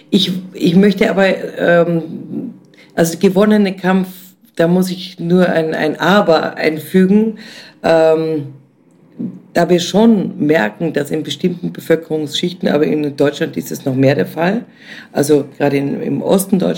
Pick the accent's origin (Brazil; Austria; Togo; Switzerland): Austria; Vienna; also born or lived in East Germany; ich bin ja selber zwar in der DDR geboren, hier aufgewachsen